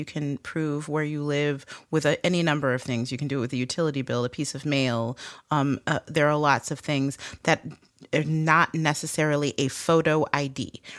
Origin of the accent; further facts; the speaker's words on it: Detroit, Michigan, United States; I'm from Detroit, which is a international border state, and there was a requirement. When I grew up, you could go to Canada with just your driver's license